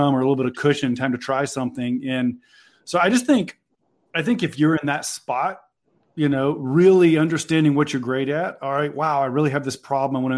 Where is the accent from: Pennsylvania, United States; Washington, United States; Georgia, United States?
Georgia, United States; I'm here from Georgia, studied accounting at the University